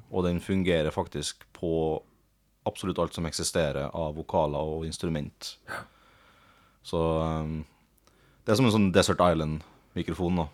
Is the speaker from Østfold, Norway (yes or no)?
no; Sunndal, Møre og Romsdal, Norway; hjemme i Sunndal, der jeg vokste opp